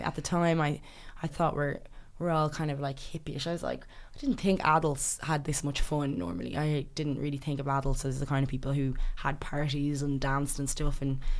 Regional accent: Ireland; born or raised there; first language English; also born or lived in London / The Gambia / Sierra Leone

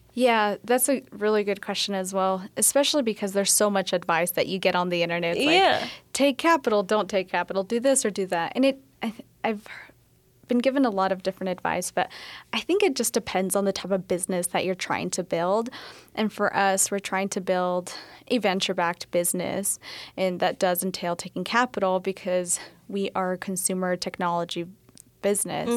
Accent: Colorado, United States; moved away; So I'm originally from Colorado, so small town in the southeast corner

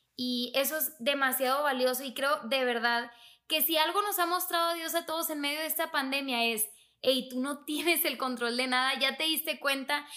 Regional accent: Monterrey, Nuevo León, Mexico; moved away; yo soy de Monterrey

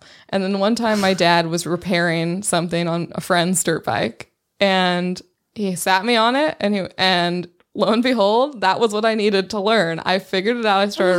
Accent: Inland Empire, California, United States; I grew up in the Inland Empire, and this is exactly what people wore.

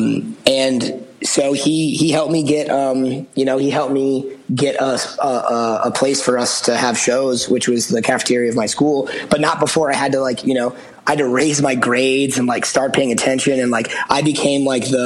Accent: outside of Boston, Massachusetts, United States; I grew up outside of Boston

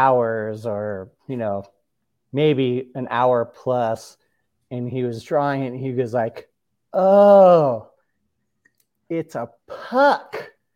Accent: Orange County, California, United States; I'm from Orange County, and I did get into hockey because I was from Orange County, and that's not a bad thing.

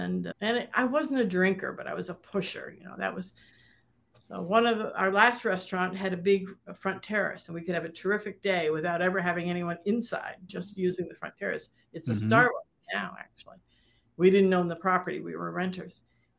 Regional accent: Saratoga Springs, New York, United States; my hometown, Saratoga, and which is a very seasonal place.

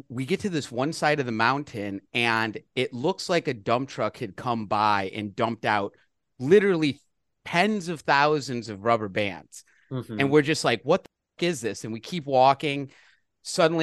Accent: Illinois, United States; moved away; I'm from Illinois, all the forest preserves out there

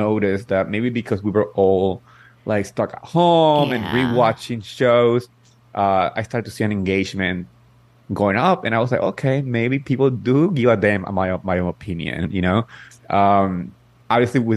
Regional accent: Ridgewood, New Jersey, United States; I grew up in Jersey. I actually grew up in Richwood

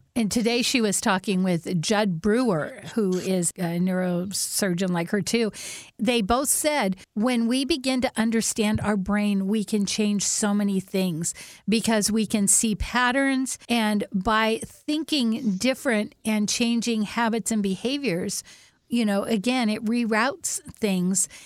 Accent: Whidbey Island, Washington, United States; when we grew up on Woodby Island

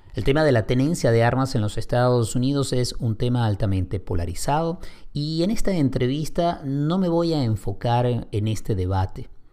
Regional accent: Caracas, Capital District, Venezuela; somos ambos venezolanos y crecimos en Caracas

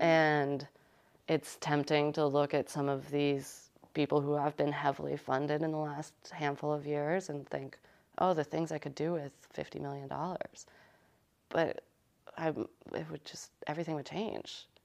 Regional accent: United States; we're, we're from Connecticut and New York

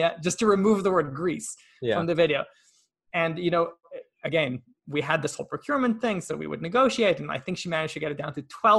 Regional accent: Israel; English is a second language; And also one thing I didn't mention, I'm Israeli. I was born in Israel.

